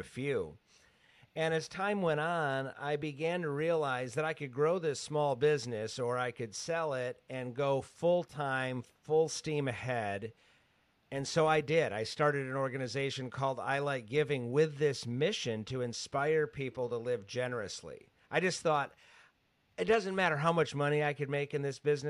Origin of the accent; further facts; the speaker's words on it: Grand Rapids, Michigan, United States; I grew up in Grand Rapids, Michigan